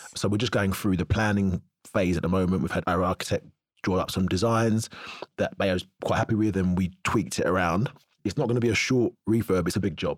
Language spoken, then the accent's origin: English; Cheshunt, East of England, United Kingdom; also born or lived in North London / Tottenham; We was born in North London and Tottenham, moved to Cheshunt when I was six.